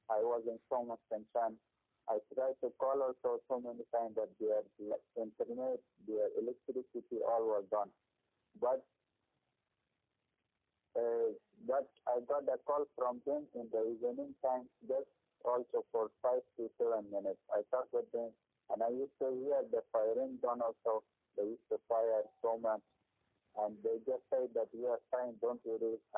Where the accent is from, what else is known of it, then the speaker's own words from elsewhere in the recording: Afghanistan; now in Gujarat, India; we are from Afghanistan and we are Muslim